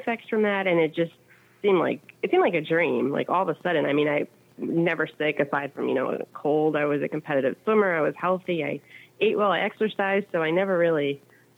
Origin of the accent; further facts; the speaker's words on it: New York, United States; I'm from New York